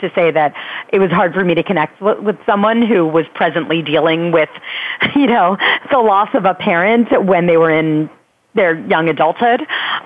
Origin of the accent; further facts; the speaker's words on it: Philadelphia, Pennsylvania, United States; moved away as an adult; now in New York City, United States; Philadelphia, which is my hometown